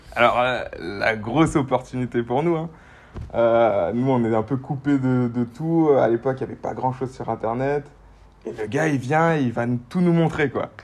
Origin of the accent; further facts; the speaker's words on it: Guadeloupe; je viens de Guadeloupe, dans les Antilles